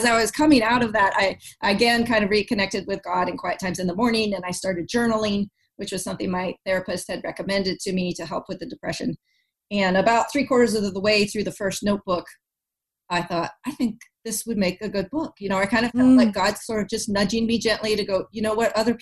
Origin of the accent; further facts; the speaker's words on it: Texas, United States; moved away as an adult; now in North Carolina, United States; we're moving back to my home state of Texas